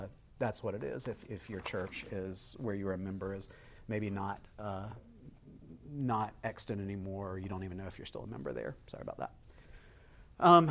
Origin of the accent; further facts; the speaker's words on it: Beaufort, South Carolina, United States; I was raised here in Buford. I grew up about 4 miles from here